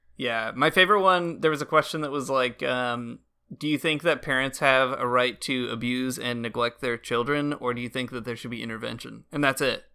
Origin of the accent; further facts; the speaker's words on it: United States; moved away as an adult; now in Canada; being an American living abroad